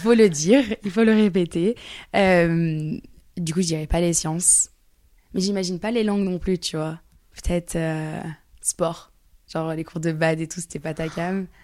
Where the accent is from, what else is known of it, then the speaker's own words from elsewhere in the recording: near Lyon, Auvergne-Rhône-Alpes, France; je viens à côté de Lyon, donc Lyon, c'est comme si c'était chez moi